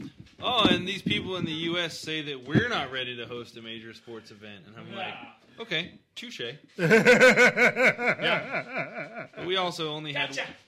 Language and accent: English; United States; You know, granted, this is all from my American history perspective. You know, I grew up in Christian school and then went to American public school, which is probably even more of an indoctrination.